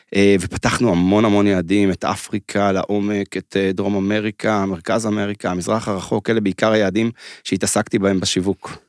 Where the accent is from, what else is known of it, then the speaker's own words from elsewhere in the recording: Mevaseret Zion, Jerusalem District, Israel; אני בתור ילד חנון, שגר בעיירה כמו מבשרת ציון, שם גדלתי